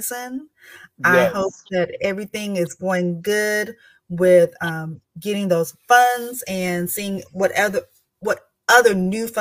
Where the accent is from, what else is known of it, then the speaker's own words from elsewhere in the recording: the South, United States; I'm from the South